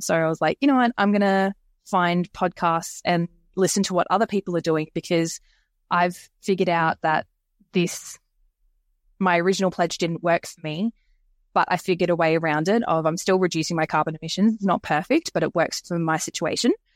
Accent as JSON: {"language": "English", "region": "Queensland", "country": "Australia", "moved": "yes", "said": "I'm originally from Queensland, over on the east coast of Australia"}